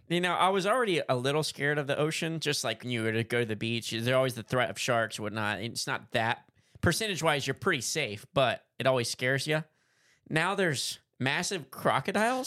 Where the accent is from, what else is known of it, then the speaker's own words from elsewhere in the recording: Ada, Michigan, United States; I'm from Ada